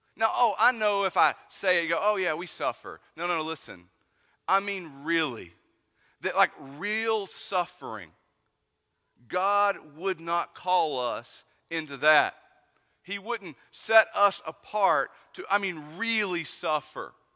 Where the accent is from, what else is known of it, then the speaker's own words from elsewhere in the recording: East Tennessee, United States; I'm from East Tennessee.